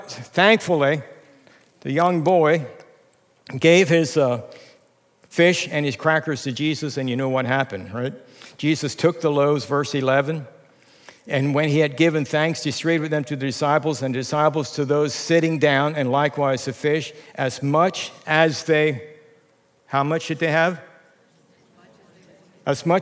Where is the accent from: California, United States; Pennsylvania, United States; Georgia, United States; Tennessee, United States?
Pennsylvania, United States; Lancaster County; moved away as an adult; now in Reading, United States; growing up in Lancaster County